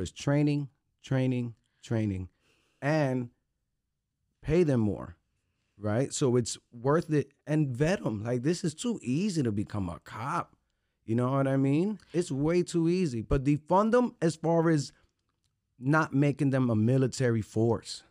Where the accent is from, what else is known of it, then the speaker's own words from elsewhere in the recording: Amboy, New Jersey, United States; I grew up in Amboy